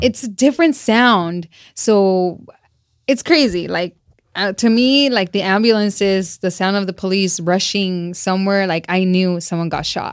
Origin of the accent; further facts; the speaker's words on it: Celaya, Guanajuato, Mexico; moved away; born in, in Celaya, Guanajuato. Yeah, and I come from a little ranchito.